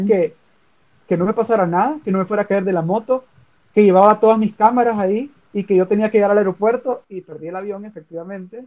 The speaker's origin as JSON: {"language": "Spanish", "country": "El Salvador", "said": "cuando yo digo que soy salvadoreño"}